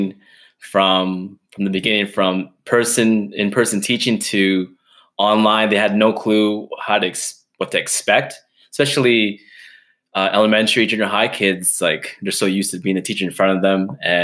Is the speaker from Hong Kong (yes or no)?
no; Edmonton, Alberta, Canada; I'm born and raised in Edmonton, living on the west side